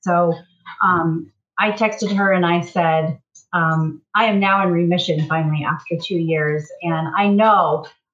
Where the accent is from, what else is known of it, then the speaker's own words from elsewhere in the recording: Fairbanks, Alaska, United States; I was born and raised here in Fairbanks, so I'm a lifetime Alaskan.